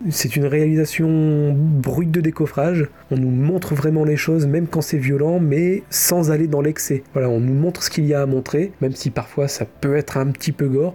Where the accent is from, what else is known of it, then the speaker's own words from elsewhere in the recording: France; accent: French; mon magnifique accent français